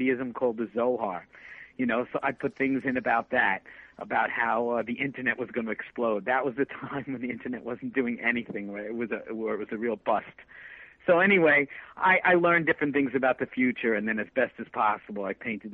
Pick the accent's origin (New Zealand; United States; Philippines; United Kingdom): United States; Growing up in America, it was very evangelical